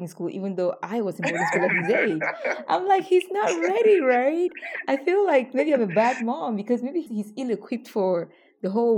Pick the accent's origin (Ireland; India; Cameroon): Cameroon; also born or lived in Bamenda; I grew up in Yaoundé and Bamenda